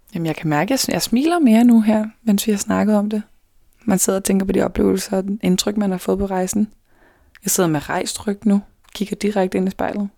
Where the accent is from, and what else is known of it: Denmark